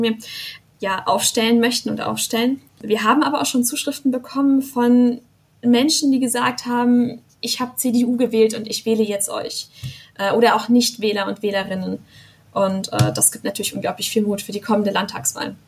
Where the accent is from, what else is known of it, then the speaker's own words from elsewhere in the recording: Rastatt, Baden-Württemberg, Germany; dort wo ich herkomme, Rastatt